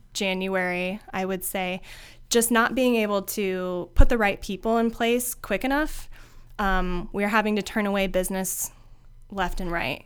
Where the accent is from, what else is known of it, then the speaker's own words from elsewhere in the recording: Findlay, Ohio, United States; moved away as an adult; also born or lived in Chicago; I am born and raised in Findlay, Ohio